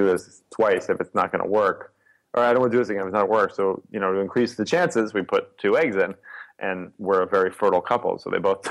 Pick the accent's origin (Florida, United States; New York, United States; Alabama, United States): New York, United States; I grew up in Soho in New York